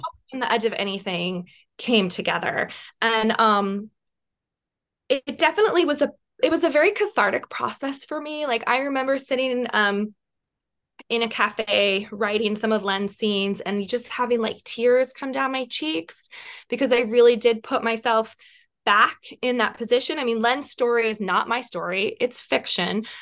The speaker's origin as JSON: {"language": "English", "region": "West Virginia", "country": "United States", "tie": "born or raised there", "also_born_or_lived": "Washington, D.C.", "moved": "as an adult", "said": "I was from West Virginia"}